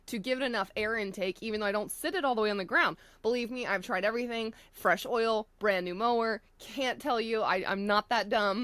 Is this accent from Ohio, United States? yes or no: no; Florida, United States; moved away; I come from Florida where it's flat